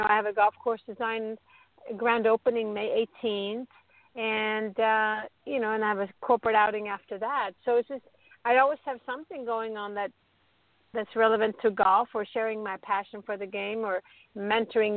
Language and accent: English; Stockholm, Stockholm County, Sweden; growing up in Stockholm, Sweden.